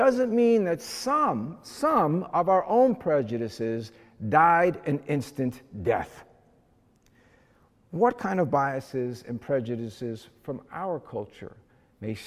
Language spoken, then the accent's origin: English; New Jersey, United States; I grew up in Jersey, and I lived in a very blue-collar white neighborhood